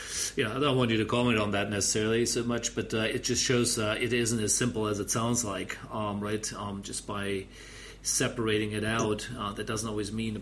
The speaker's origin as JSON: {"language": "English", "country": "Germany", "said": "my home country, and of course Germany"}